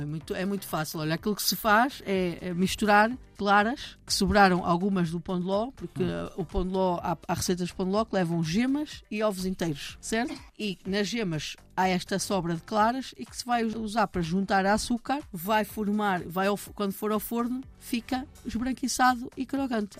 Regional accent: Minho, Portugal; eu nasci no Minho

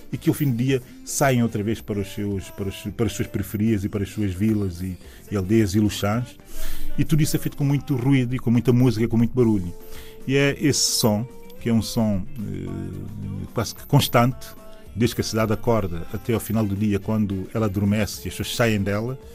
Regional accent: São Tomé, Água Grande, São Tomé & Príncipe; sou da cidade de São Tomé. Uh, a minha cidade, a minha cidade hoje começa no aeroporto uh, de São Tomé e Príncipe, aeroporto internacional, se quisermos.

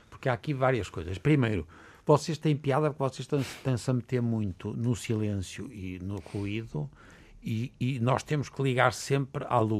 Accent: Arouca, Aveiro District, Portugal; eu, por exemplo, pá, eu sou um tipo, sou da Arouca, pá. a minha família é da Arouca.

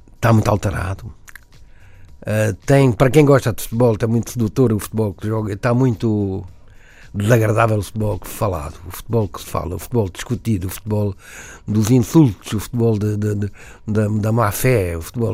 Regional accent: Algarve, Portugal; moved away as an adult; also born or lived in Alentejo; now in Lisbon, Portugal; eu vivia no Algarve

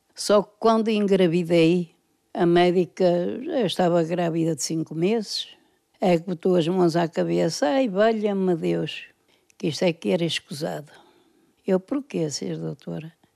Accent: Porto, Norte, Portugal; Nasci cá, nasci na Casa 10

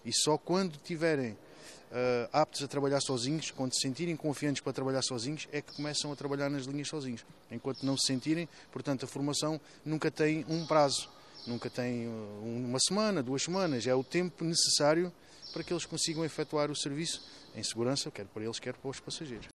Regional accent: Sarilhos Pequenos, Setúbal, Portugal; eu sou de Sarilhos

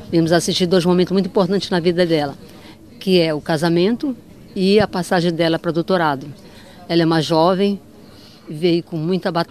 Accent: Manaus, Amazonas, Brazil; somos de Manaus, do Amazonas.

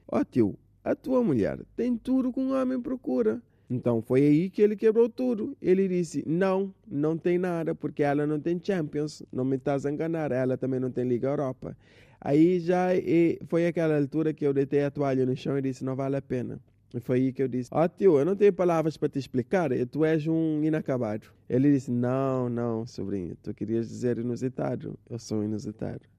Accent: Assomada, Santa Catarina, Cape Verde; Ah, pois é, sou de Somada.

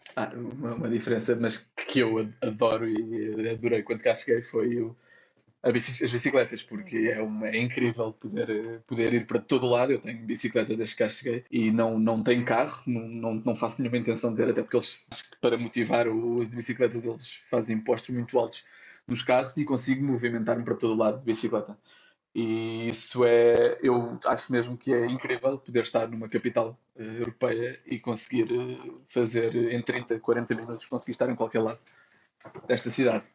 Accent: Santarém, Santarém District, Portugal; moved away as an adult; also born or lived in Lisbon, Portugal / Brazil; now in Amsterdam, Netherlands; Eu nasci em Santarém

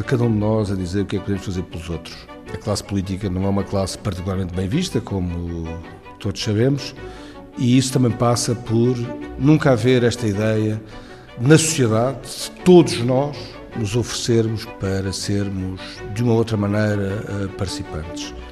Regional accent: Portugal; nós estamos, como portugueses

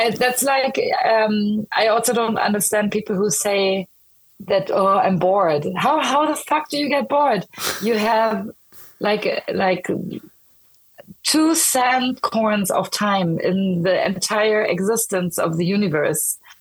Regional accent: Berlin, Germany; now in Stockholm, Sweden; I'm like born and raised in Berlin.

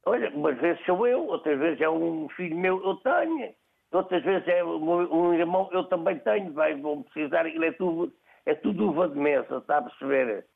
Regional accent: Ribatejo, Portugal; Sou ribatejano

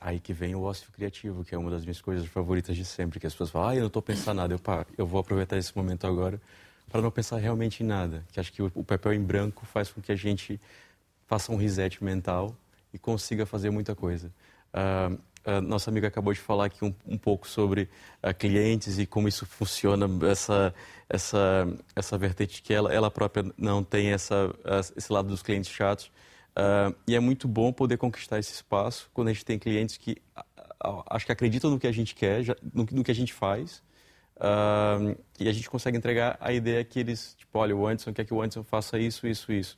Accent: Brazil; moved away as an adult; now in Portugal; venho do Brasil

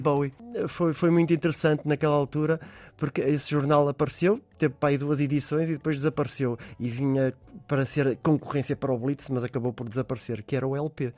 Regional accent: Porto, Porto District, Portugal; also born or lived in London; no local onde eu nasci, mais concretamente ali muito perto da zona da Corujeira

